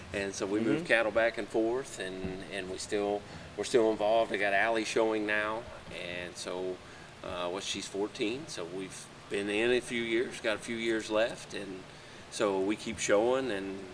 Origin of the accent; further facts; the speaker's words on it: Winchester, Indiana, United States; I grew up in Winchester, Indiana, by Muncie, Indiana